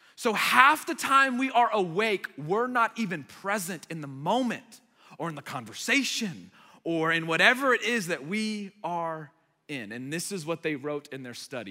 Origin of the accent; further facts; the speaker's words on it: United States; first language Arabic; English is a second language; they immigrated here to the United States and I was born here